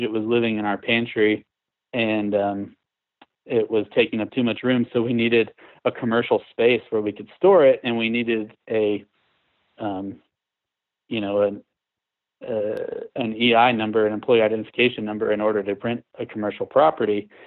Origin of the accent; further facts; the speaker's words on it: Houston, Texas, United States; moved away as an adult; now in Asheville, United States; growing up in Texas, I was used to flat grid, you know, Houston is a huge town